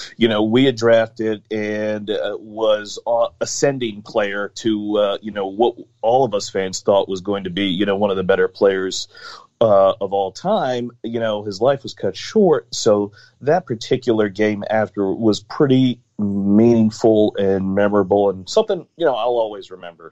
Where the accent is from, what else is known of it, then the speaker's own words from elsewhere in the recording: Maryland, United States; I'm from uh, Maryland area. Mm-hmm. Uh, still uh, in the the Maryland area here as well